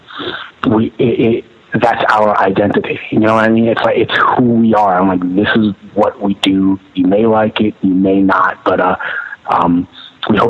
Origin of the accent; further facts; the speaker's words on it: New York City, New York, United States; No, Brooklyn all my life. Okay. You know, I was born in Brooklyn, Kings County Hospital